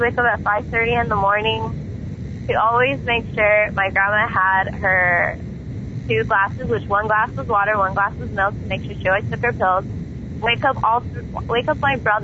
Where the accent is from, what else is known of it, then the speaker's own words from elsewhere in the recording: East Los Angeles, California, United States; also born or lived in Montebello, California; my whole life, I grew up in East LA.